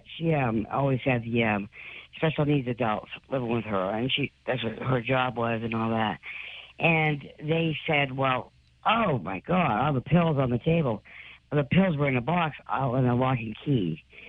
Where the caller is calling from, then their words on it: Dartmouth, Massachusetts, United States; I'm calling from Dartmouth, Mass.